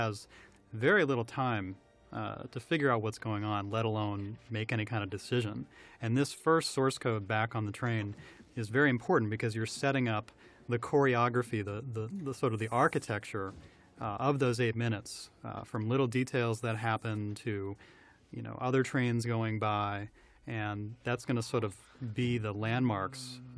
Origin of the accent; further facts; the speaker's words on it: New York, United States; Yes, I grew up outside of New York, so that was the train line I knew, and that was initially where it was set.